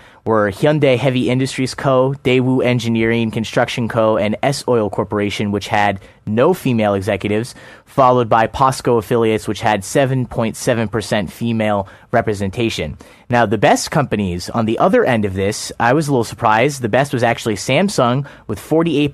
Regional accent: United States; moved away as an adult; now in South Korea; when I was growing up in the States

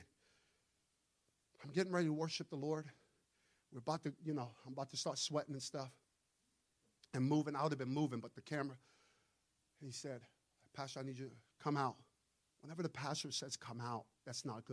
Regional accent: New York City, New York, United States; I'm from Brooklyn.

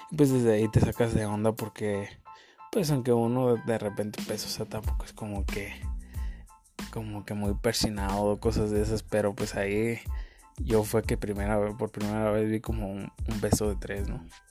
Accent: Uruapan, Michoacán, Mexico; soy de Uruapan, Michoacán, México

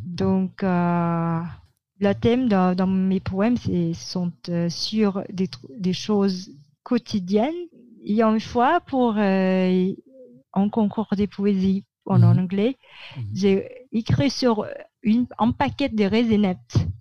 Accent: Manila, Metro Manila, Philippines; French is a second language; j'ai grandi à Mani

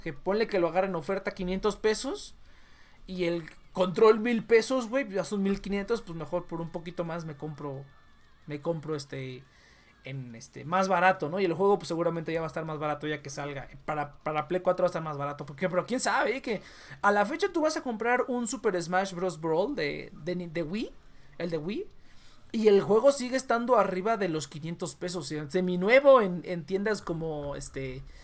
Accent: Mexico

